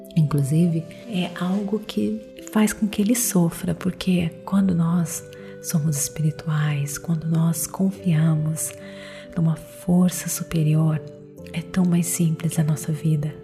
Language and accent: Portuguese; Brazil; eu sou brasileira